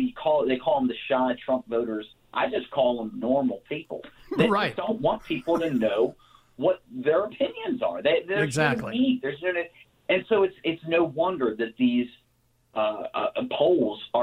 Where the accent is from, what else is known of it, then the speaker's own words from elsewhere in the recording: Maryland, United States; I grew up in Maryland